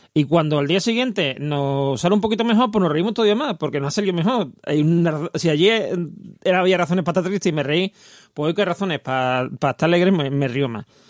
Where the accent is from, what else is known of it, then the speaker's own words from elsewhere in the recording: Seville, Andalusia, Spain; accent: Andalusian (soft, Seville city); tener un acento andaluz bastante suave porque soy de Sevilla y nosotros ceseamos y no ceseamos. Sevilla capital